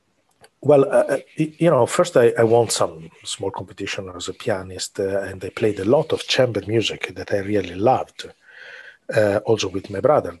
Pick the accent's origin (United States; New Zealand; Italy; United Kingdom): Italy; Milan, Lombardy; English is a second language; moved away as an adult; I was born and raised in Milan